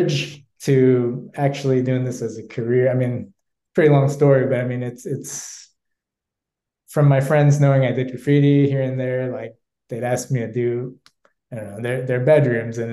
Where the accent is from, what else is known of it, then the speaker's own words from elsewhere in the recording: New York City, New York, United States; I grew up in New York. It's a neighborhood called Bayside in Queens.